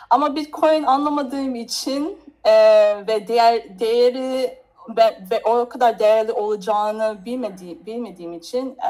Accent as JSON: {"language": "Turkish", "country": "Turkey", "said": "Türkiye, Türkiye benim memleketimdir."}